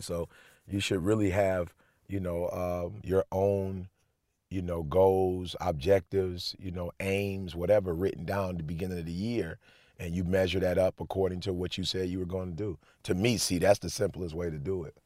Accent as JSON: {"language": "English", "region": "Alabama", "country": "United States", "tie": "born or raised there", "moved": "yes", "lives_now": "Michigan, United States", "said": "I went to Oakwood, so I grew up in Alabama"}